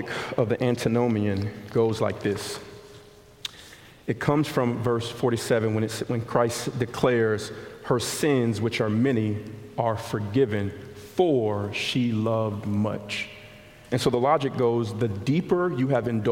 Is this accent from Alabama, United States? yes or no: yes; Montgomery, Alabama, United States; I grew up in West Montgomery